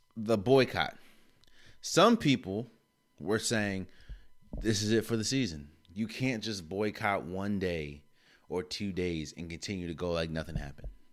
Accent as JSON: {"language": "English", "region": "DMV", "country": "United States", "tie": "born or raised there", "said": "D N V native."}